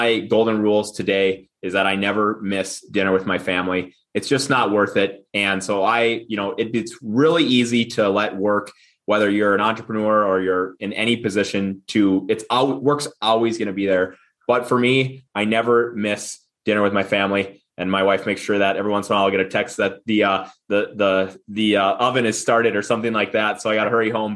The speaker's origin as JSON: {"language": "English", "region": "middle of Minnesota", "country": "United States", "tie": "born or raised there", "said": "I grew up small farm, middle of Minnesota here. You probably hear it in my accent."}